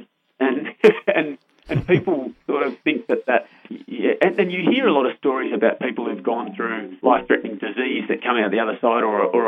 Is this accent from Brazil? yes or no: no; Canberra, Australian Capital Territory, Australia; I grew up in Flynn